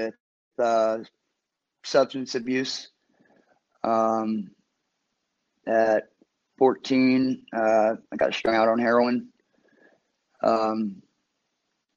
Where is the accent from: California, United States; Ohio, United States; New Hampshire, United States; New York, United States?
Ohio, United States; Cincinnati; I am from uptown Cincinnati, Ohio